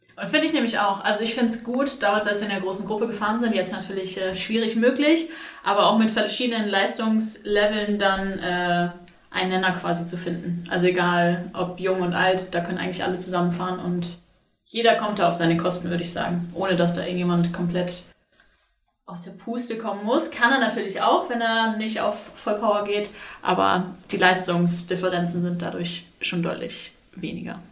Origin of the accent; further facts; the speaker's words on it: Wingst, Lower Saxony, Germany; ich komme aus der Wingst